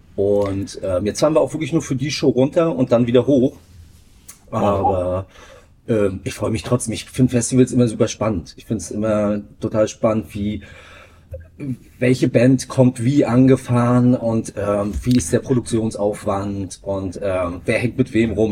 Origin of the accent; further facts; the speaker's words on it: Greifswald, Mecklenburg-Vorpommern, Germany; Ich bin in Greifswald aufgewachsen